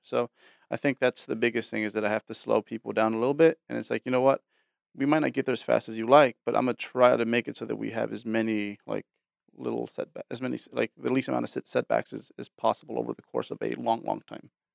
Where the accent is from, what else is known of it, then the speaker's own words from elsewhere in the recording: Bay Area, California, United States; I was born in the Bay Area